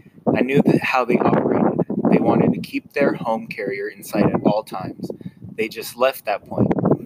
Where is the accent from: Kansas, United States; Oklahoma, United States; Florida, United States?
Oklahoma, United States; Norman; I was born on June 4th, 1921 in Norman, Oklahoma.